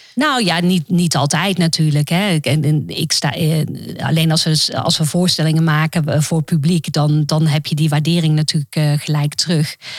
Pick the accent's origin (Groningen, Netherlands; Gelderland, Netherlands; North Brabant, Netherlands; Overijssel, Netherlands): North Brabant, Netherlands; Roosendaal; moved away; also born or lived in Amsterdam / United States; ik ben opgegroeid in Roosendaal